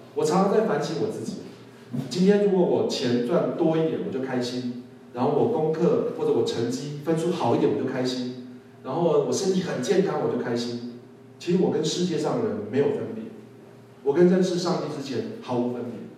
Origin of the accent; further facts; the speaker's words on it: Taiwan; 我们台湾人